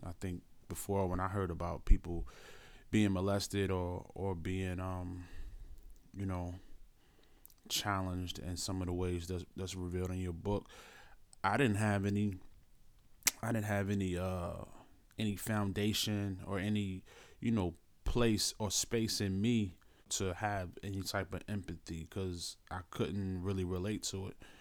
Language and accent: English; Philadelphia, Pennsylvania, United States; I'm from Philadelphia